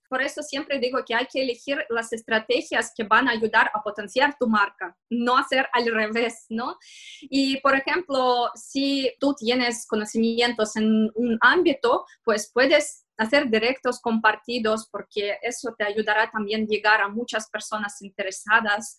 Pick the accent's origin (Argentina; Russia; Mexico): Russia; Moscow; accent: Russian; Spanish is a second language; moved away as an adult; now in Barcelona, Spain; porque como puedes ver por mi acento y se ve que soy rusa, soy de Moscú